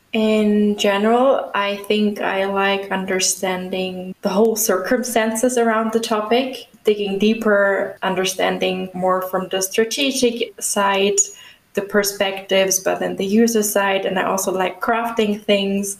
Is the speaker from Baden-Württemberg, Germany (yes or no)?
yes; the area around Stuttgart, Baden-Württemberg, Germany; also born or lived in Schwäbisch Gmünd; now in Munich, Germany; I'm from Germany, right now located in Munich, but I'm originally from the area around Stuttgart